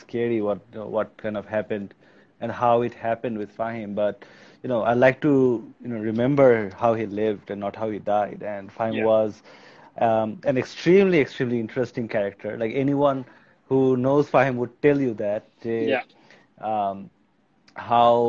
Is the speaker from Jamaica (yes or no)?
no; Bangladesh; I was born and raised in Bangladesh